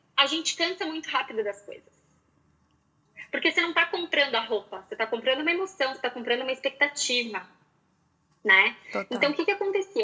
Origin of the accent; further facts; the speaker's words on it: Porto Alegre, Rio Grande do Sul, Brazil; eu nasci em Porto Alegre